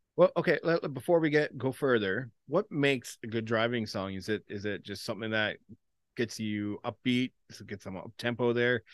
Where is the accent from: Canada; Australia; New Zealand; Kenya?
Canada; I'm Canadian